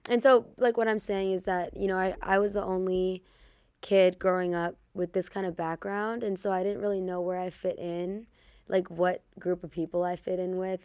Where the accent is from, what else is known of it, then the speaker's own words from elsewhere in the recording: Chicago, Illinois, United States; also born or lived in Hollywood; we grew up in Chicago